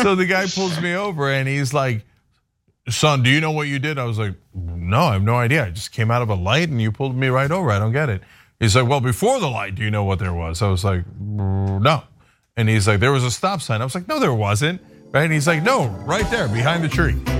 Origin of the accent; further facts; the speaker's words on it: East Coast, United States; moved away; I grew up on the East Coast